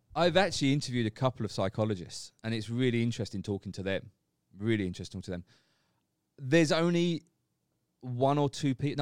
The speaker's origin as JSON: {"language": "English", "area": "Essex", "region": "East of England", "country": "United Kingdom", "tie": "born or raised there", "moved": "as an adult", "lives_now": "Phuket, Thailand", "said": "as a kid, growing up in England in Essex."}